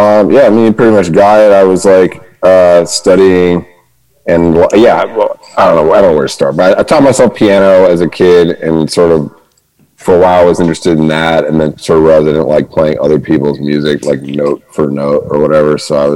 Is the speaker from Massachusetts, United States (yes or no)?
yes; Winchester, Massachusetts, United States; moved away as an adult; now in Los Angeles, United States; I'm from Winchester. It's near like Medford and Arlington